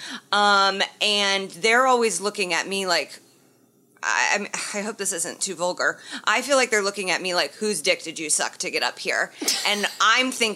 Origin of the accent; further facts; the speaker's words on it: Indiana, United States; I'm from Indiana, so that's how we got to say it